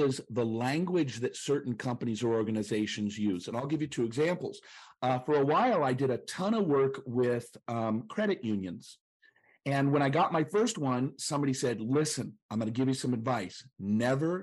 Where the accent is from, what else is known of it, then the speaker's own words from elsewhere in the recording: Chattanooga, Tennessee, United States; I'm from Chattanooga, the city that's fun to say.